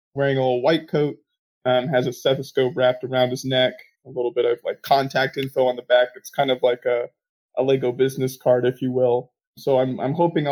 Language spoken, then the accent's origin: English; United States; I'm from the United States